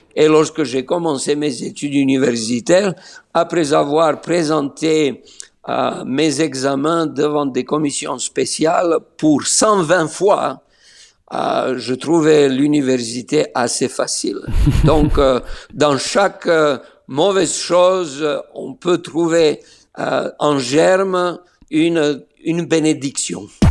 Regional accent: Niš, Serbia; moved away as an adult; also born or lived in Belgrade; now in Israel; je suis né à Niche

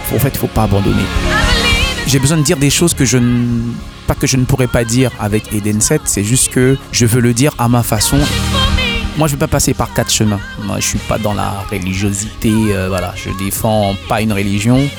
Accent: Haiti; first language Haitian Creole; French is a second language; Je suis très sensible à ma langue maternelle, donc déjà ça va être créole

